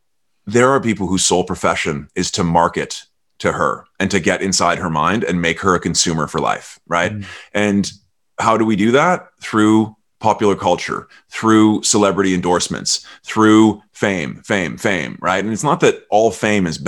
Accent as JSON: {"language": "English", "country": "Canada", "said": "I'm Canadian"}